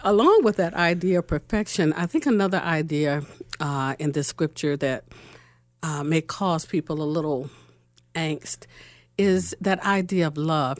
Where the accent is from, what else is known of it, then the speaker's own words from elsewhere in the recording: Norfolk, Virginia, United States; moved away as an adult; now in Columbus, United States; I came to Columbus, Ohio in two thousand five. I'm originally from Norfolk, Virginia.